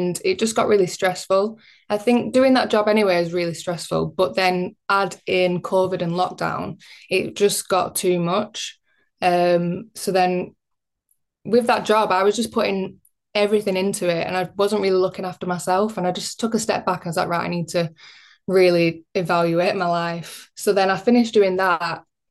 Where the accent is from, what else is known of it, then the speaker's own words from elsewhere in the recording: Bacup, North West England, United Kingdom; I grew up in Bacup, which is kind of like semi-rural. It's a small town in Rosendale, Lancashire